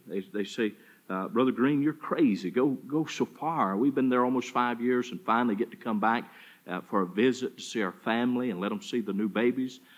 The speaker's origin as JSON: {"language": "English", "town": "Charlotte", "region": "North Carolina", "country": "United States", "moved": "yes", "lives_now": "Sioux City, United States", "said": "From Charlotte, North Carolina"}